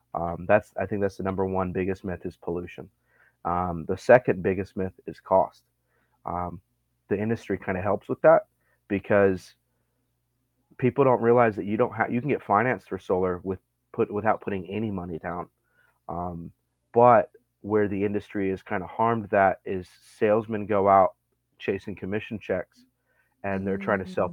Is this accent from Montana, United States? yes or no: yes; Montana, United States; moved away as an adult; also born or lived in Libby, Montana / Arizona / upstate New York; now in Texas, United States; Born and raised in Montana